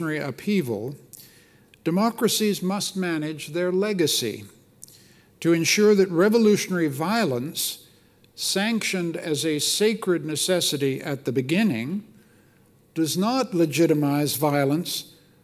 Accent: Canada; I'm a Canadian

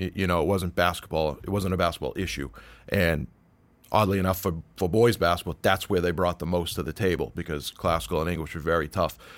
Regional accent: Peabody, Massachusetts, United States; I grew up in the North Shore. I grew up in Peabody

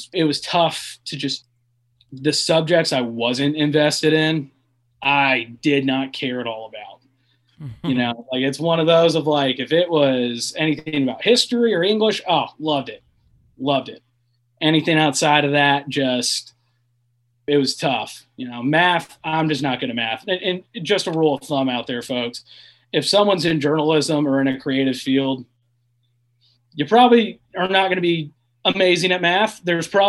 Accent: Lexington, Kentucky, United States; moved away as an adult; also born or lived in Charlotte, North Carolina; growing up in Lexington

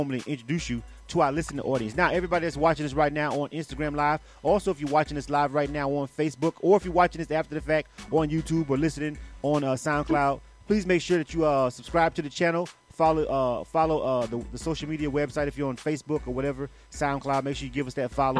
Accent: Florida, United States; I'm a Florida boy myself

